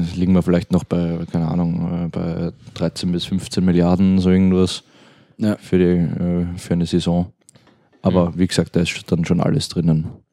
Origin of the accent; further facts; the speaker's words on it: Austria; als Österreicher